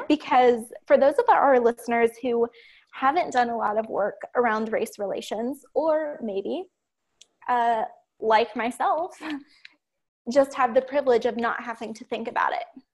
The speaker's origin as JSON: {"language": "English", "region": "Ohio", "country": "United States", "tie": "born or raised there", "said": "I grew up in Ohio, in the middle of nowhere, on a farm"}